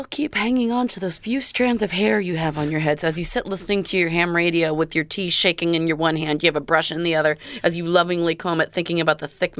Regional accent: Kitsap County, Washington, United States; also born or lived in Bremerton, Washington; now in Oregon, United States; living in Bremerton, I grew up in Kitsap County.

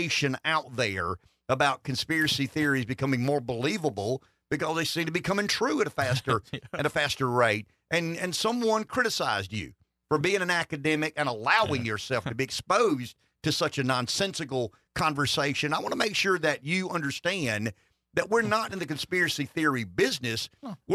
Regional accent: the South, United States; I am from the South.

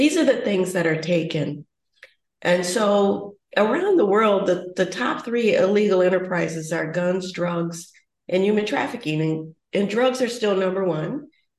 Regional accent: United States

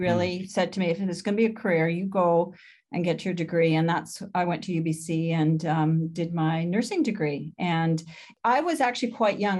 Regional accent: London, Ontario, Canada; moved away; also born or lived in Spalding, Saskatchewan / Vancouver; I was born in Spalding, Saskatchewan, but when I was eleven months old, my family moved to Ontario

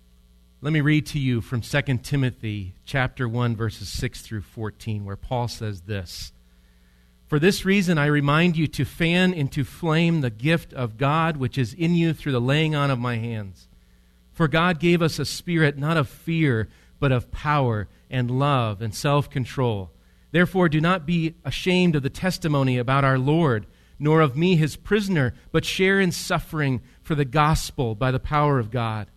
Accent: Switzerland; I'm from Switzerland, and one historian has written about my homeland, and so I like this, what he wrote.

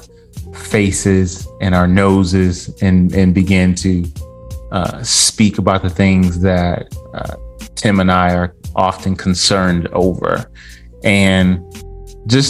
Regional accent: Detroit, Michigan, United States; I'm from a suburb outside of Detroit.

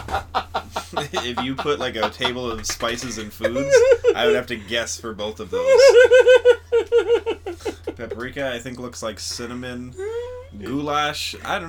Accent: Moreno Valley, California, United States; moved away as an adult; also born or lived in Chicago; I grew up in Moreno Valley, which is right by Riverside

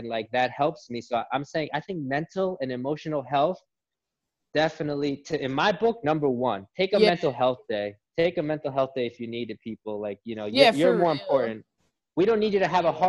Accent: Brentwood, New York, United States; I grew up in Brentwood, New York

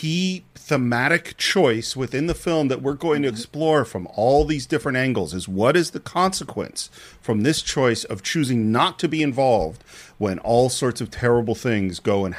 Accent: Bay Area, California, United States; growing up in the Bay Area like that, and I was a kid in the 70s

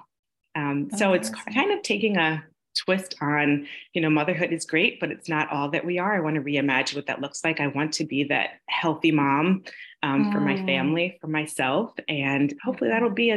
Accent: New York, United States; moved away as an adult; now in Los Angeles, United States; My husband and I grew up together in New York, and he moved out to Los Angeles before I did

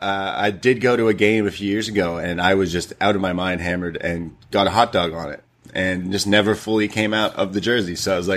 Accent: Toronto, Ontario, Canada; I am from Toronto growing up.

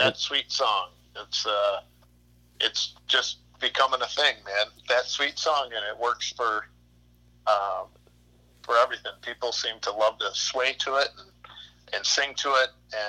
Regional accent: Eden, New York, United States; We ended up picking three locations in my hometown of Eden, New York.

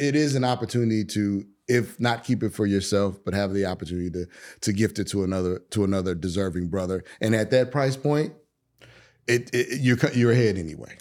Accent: Chicago, Illinois, United States; moved away; I'm originally from Chicago

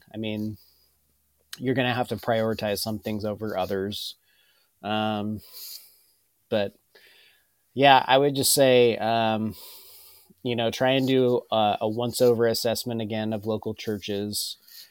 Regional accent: Ellensburg, Washington, United States; I grew up in Ellensburg

